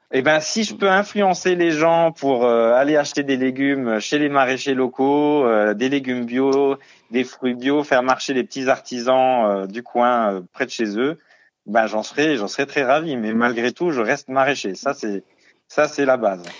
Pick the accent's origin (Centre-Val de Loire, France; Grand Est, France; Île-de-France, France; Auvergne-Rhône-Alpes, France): Grand Est, France; Lorraine; moved away as an adult; j'en ai profité de retourner dans ma région natale avec ma compagne